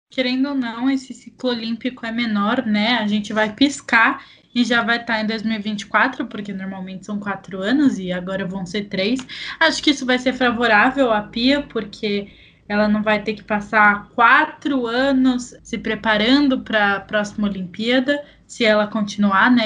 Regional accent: Brazil; A gente é brasileiro

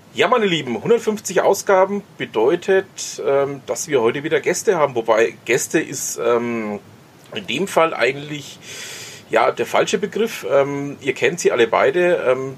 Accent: Franconia, Germany; uns Franken

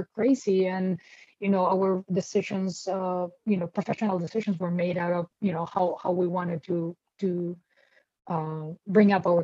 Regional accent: Peru; moved away as an adult; also born or lived in Colombia / Brooklyn, New York; now in New York, United States; I grew up in Peru. Like I went to school in Peru.

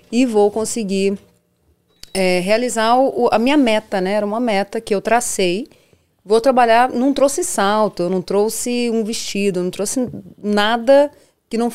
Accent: Rio de Janeiro, Brazil; moved away as an adult; Nada disso, não, não, não. Vim, como a maioria dos brasileiros vem, sem nada a perder.

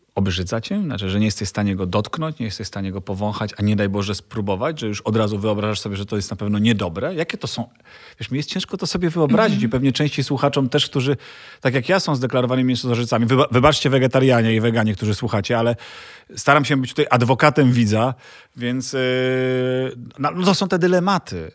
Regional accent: eastern Poland, Poland; Ja jestem e, ze wschodu, więc e, tam się urodziłem.

